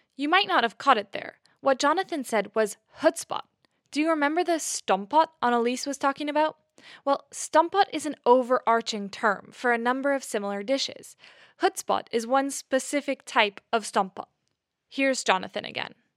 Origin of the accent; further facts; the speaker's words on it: near Seattle, Washington, United States; moved away as an adult; also born or lived in California; now in Netherlands; I was born in California, raised near Seattle